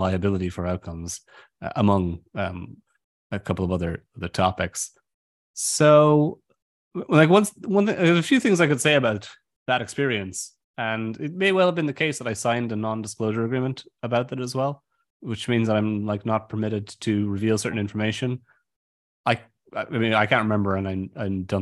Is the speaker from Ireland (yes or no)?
yes; Ireland; I'm from Ireland